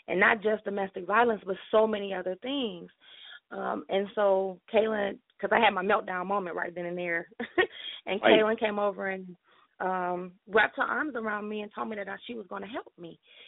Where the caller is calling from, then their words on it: Detroit, Michigan, United States; I'm calling from Detroit, Michigan.